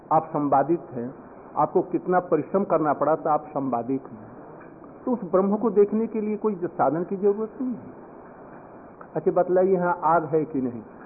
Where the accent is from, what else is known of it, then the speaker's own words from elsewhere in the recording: India; दरिद्र भारत से नहीं आए हम लोग समृद्ध भारत से आए हैं